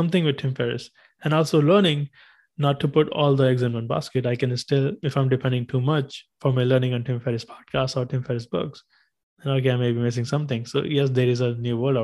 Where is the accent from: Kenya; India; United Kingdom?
India; English is a second language; moved away as an adult; now in United States; when I was 14, growing up in India, we had our subjects, everything in English, but we didn't speak English.